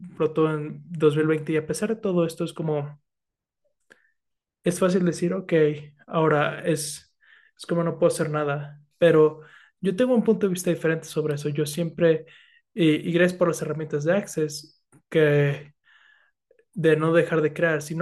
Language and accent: Spanish; Philippines; Spanish is a second language; También los filipinos. También soy filipina, entonces.